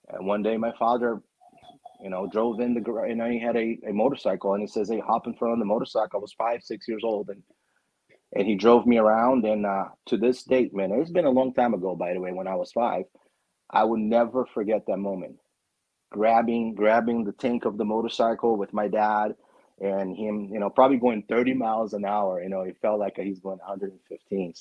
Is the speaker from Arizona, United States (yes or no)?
yes; Arizona, United States; also born or lived in Brazil; I was born in Brazil and I was raised here